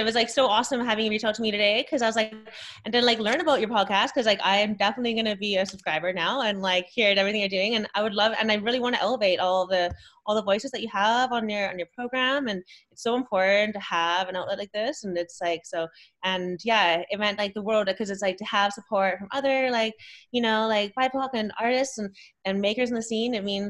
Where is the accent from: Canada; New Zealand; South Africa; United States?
Canada; our own journey all being mixed race, Japanese Canadian, because being Japanese Canadian is really different